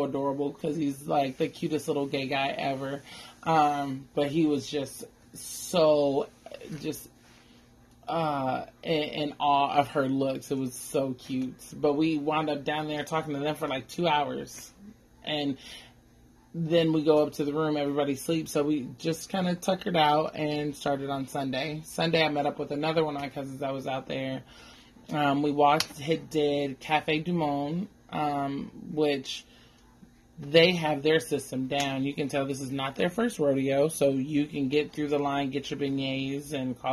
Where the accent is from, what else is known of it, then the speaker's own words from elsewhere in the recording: California, United States; we're from California, though we don't all live in California now, but we're from California